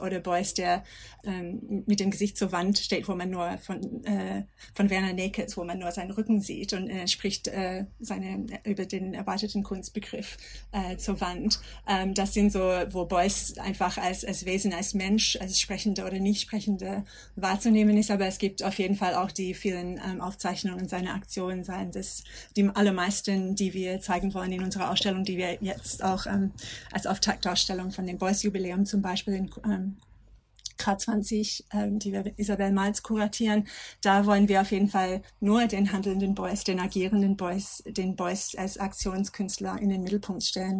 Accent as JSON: {"language": "German", "country": "Australia", "second_language": "German", "moved": "as an adult", "lives_now": "Germany", "said": "ich komme aus Australien"}